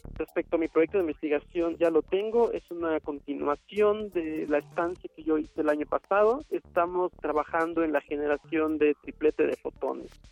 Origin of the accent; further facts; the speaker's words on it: Asunción Saltepec, Oaxaca, Mexico; moved away as an adult; also born or lived in Mexico City; Nací en Asunción Saltepec, Oaxaca, el 21 de junio de 1992